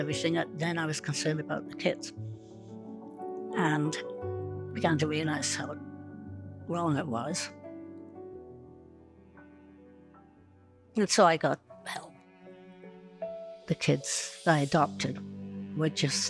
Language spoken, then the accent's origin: English; England, United Kingdom; moved away as an adult; also born or lived in London / Saskatchewan; now in Canada; When the war broke out, we were in London. I would have been 5 years old at the time. I came to Canada from England in 1957